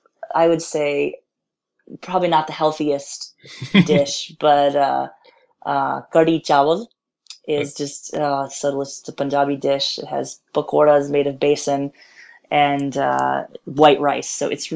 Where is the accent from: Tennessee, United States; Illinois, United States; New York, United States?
Illinois, United States; Chicago; also born or lived in northern India; I am a Chicago area native